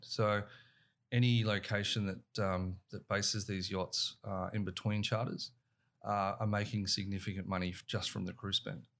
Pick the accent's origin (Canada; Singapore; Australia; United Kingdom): Australia; our, our young kids are growing up in and around the water.